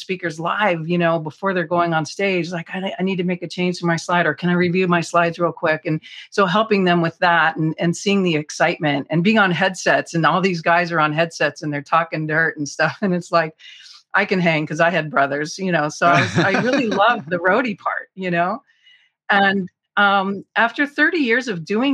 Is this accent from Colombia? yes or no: no; Southern California, United States; also born or lived in Hollywood / San Diego; I was born in Southern California, but we didn't, you know, weren't there the whole time